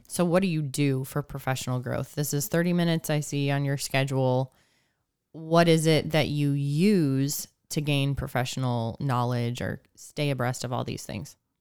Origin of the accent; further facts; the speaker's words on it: Northeast Ohio, United States; now in Missouri, United States; I grew up in Northeast Ohio